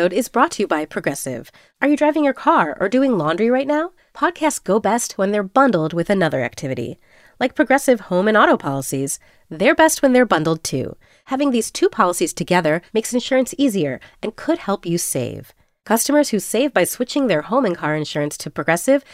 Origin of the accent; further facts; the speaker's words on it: New York City, New York, United States; I grew up in New York City, specifically in Harlem